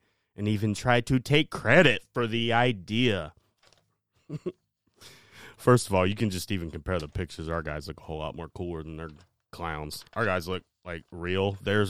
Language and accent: English; Ohio, United States; All right. Yeah, we're from Ohio, right?